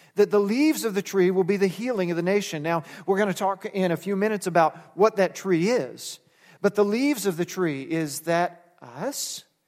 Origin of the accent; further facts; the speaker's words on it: United States; we're American